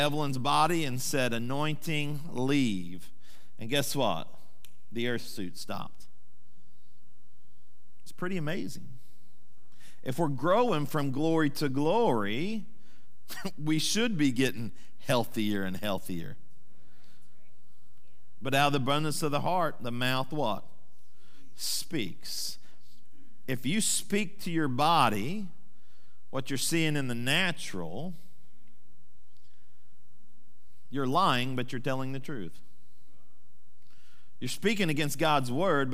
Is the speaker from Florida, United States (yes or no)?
no; Sand Springs, Oklahoma, United States; my hometown, Sand Springs